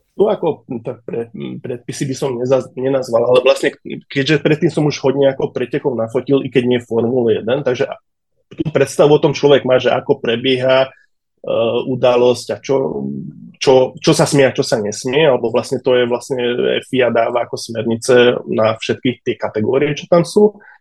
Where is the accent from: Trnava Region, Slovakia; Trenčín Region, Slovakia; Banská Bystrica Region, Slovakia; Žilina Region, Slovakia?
Trnava Region, Slovakia; Dunajská Streda; Ja som sa narodil už ako tu v Dunajskej na Slovensku